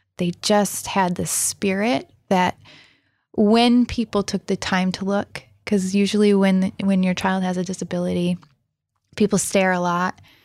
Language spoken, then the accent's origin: English; Rockford, Illinois, United States; born and raised in Rockford, Illinois